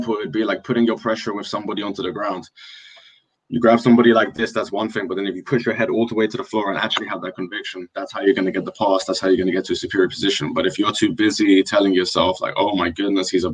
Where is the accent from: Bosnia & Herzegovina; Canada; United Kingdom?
United Kingdom; Wembley, London; I'm from Wembley